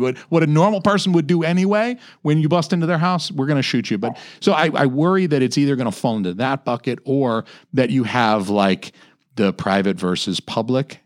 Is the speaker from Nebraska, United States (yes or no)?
no; Atlanta, Georgia, United States; I'm from Atlanta. I'm from Georgia